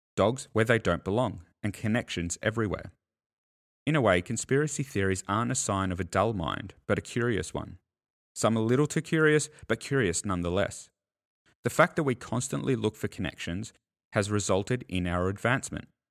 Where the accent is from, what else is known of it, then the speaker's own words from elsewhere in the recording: Australia; as an Australian